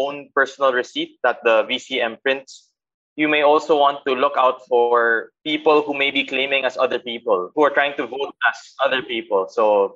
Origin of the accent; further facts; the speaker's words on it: Philippines; us Filipinos